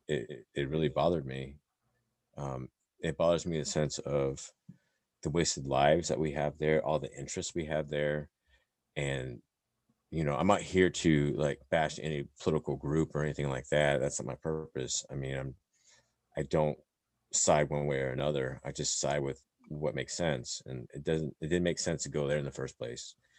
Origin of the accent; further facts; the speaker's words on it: Indiana, United States; moved away; growing up in Indiana, you know, my sister and I basically the only Asians there, right, growing up in that town